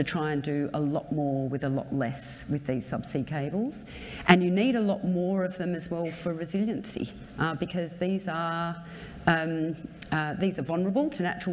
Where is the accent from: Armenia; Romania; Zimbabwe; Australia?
Australia; revert to being an Australian